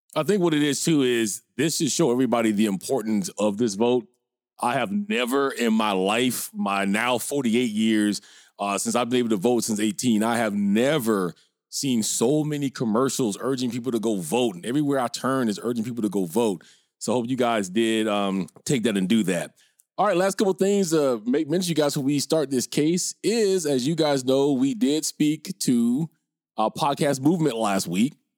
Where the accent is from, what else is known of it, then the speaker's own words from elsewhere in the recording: Minnesota, United States; moved away as an adult; I can't even pretend to be a Minnesota bro no more 'cause I've been out here about twenty years